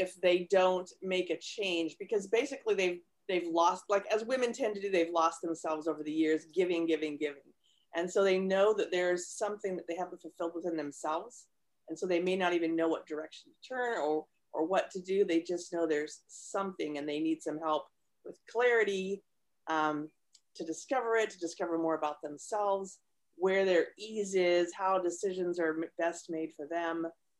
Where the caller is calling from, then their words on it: California, United States; I'm near San Francisco.